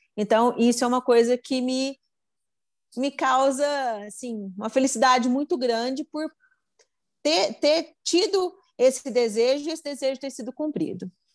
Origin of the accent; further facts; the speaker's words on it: Batatais, São Paulo, Brazil; sou de Batatais.